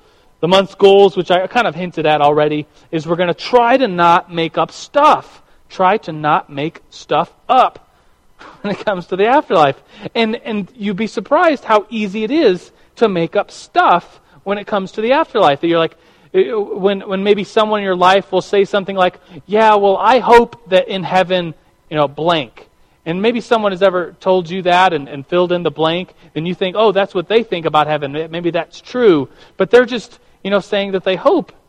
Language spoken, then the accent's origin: English; United States; we as American Christians